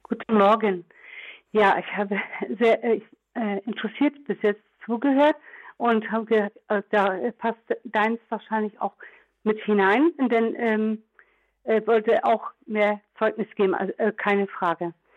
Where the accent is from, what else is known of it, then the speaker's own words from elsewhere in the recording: Trier, Rhineland-Palatinate, Germany; ich bin ja aus Trier